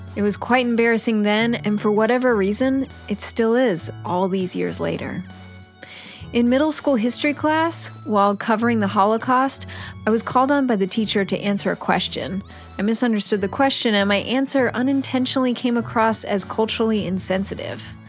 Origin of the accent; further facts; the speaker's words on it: Pittsburgh, Pennsylvania, United States; moved away; my hometown of Pittsburgh, Pennsylvania